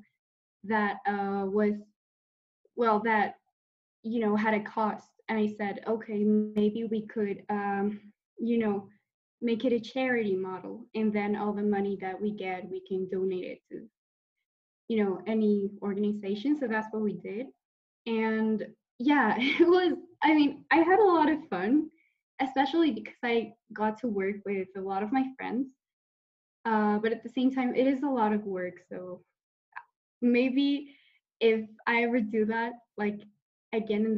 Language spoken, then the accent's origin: English; Mexico; I'm from Mexico